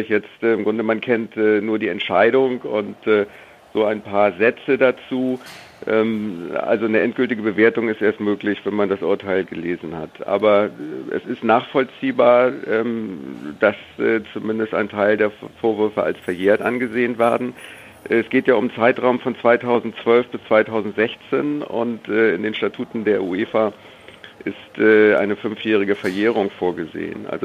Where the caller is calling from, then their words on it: Hamburg, Germany; Guten Tag da muss ich Sie erstmal korrigieren. Ich bin aus Hamburg und nicht aus, aus